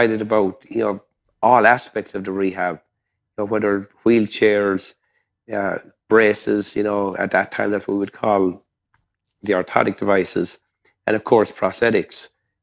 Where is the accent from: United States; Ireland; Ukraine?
Ireland; moved away; I grew up in, as you can tell by my accent, not in Texas, but in Ireland